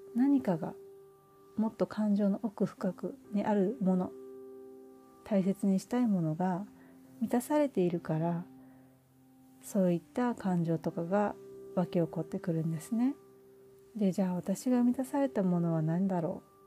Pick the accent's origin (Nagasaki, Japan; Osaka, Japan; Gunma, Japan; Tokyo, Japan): Osaka, Japan; moved away as an adult; その実家っていうのは私が本当に生まれた時から、大人になって結婚するまで、まあ、間ちょっと留学とかは行ってたりするんですが、住んでいたお家